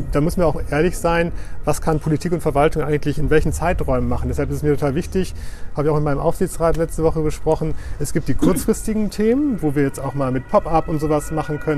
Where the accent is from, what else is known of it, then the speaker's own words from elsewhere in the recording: Oldenburg, Lower Saxony, Germany; moved away as an adult; also born or lived in Heidelberg / Berlin; now in Bremen, Germany; als Oldenburger